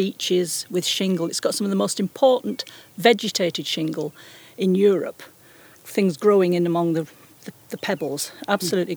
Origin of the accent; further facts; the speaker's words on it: Dalton-in-Furness, North West England, United Kingdom; I'm from Dalton, and you're really not allowed to say from Barrow, but it is within the Barrow Borough